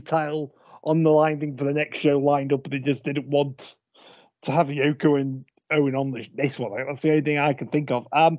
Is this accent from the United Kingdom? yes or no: yes; United Kingdom; we're British